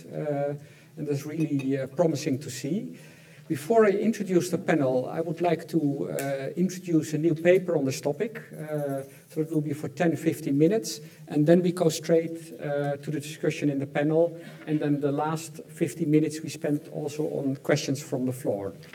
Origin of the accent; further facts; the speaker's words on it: Netherlands; I'm from the Netherlands